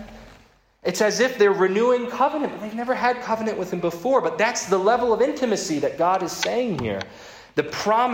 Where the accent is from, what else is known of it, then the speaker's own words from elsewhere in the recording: Philadelphia, Pennsylvania, United States; moved away; in my hometown of Philadelphia